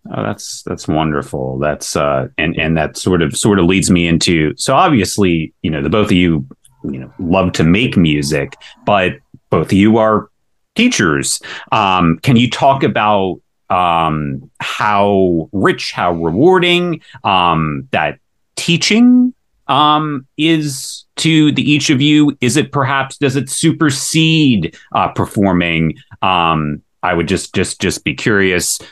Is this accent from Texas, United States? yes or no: no; northeast Ohio, United States; me also being from northeast ohio